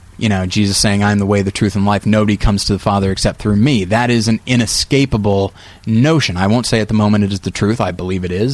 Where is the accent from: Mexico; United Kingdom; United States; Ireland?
United States; we're American